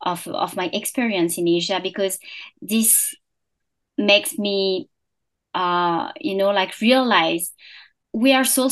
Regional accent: France; English is a second language; moved away as an adult; also born or lived in Singapore / Hong Kong / Bangkok; I was born and I grew up in France

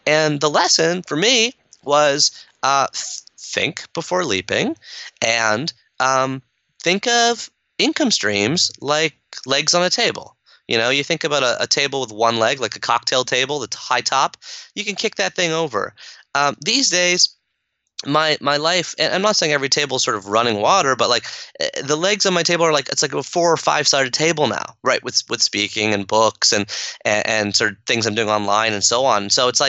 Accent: Canada; my mom's from Kenya, my dad's from India, I grew up here in Canada

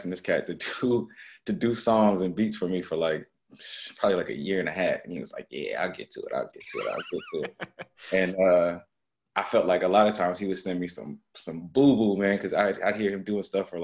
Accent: Norfolk, Virginia, United States; moved away; I'm from Virginia, like Norfolk, Virginia

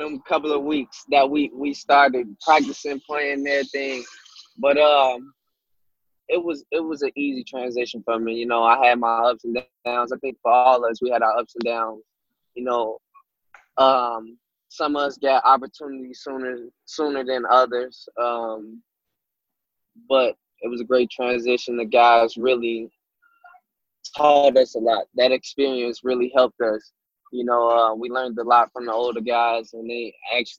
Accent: Chicago, Illinois, United States; I'm from Chicago

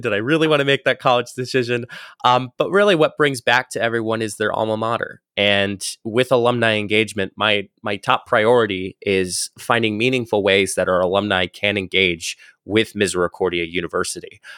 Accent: northeast Pennsylvania, United States; I was born in, uh, the northeast of Pennsylvania. So if anybody has a map, uh, of Pennsylvania, I was literally born in the top right-hand corner of the state

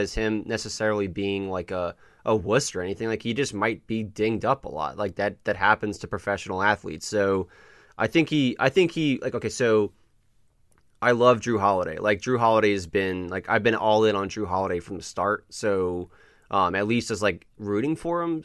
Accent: the South, United States; we grew up in the South.

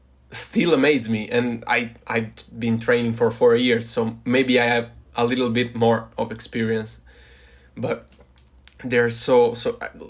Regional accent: Turin, Piedmont, Italy; I'm from Italy, from Turin, Torino, which is a city in the gloomy north of Italy, in the northwest of Italy.

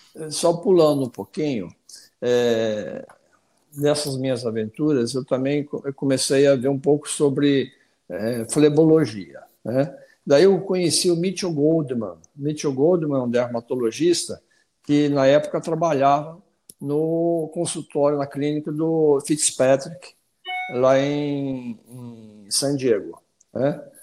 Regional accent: Paraná, Brazil; moved away as an adult; also born or lived in Curitiba / Rio de Janeiro; now in Brasília, Brazil; eu sou paranaense, né? É, me formei em Curitiba, na Católica de Curitiba

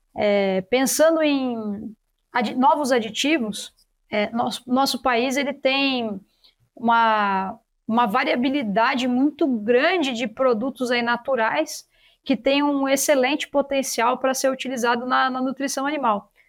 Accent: São Paulo, Brazil; eu sou de São Paulo capital

